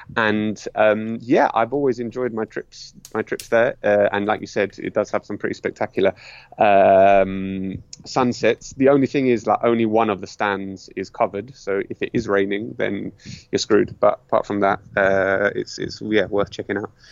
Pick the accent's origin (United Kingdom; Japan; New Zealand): United Kingdom; London; moved away as an adult; now in Madrid, Spain; I was born in London to Greek immigrant parents, and you know, I'm an immigrant here now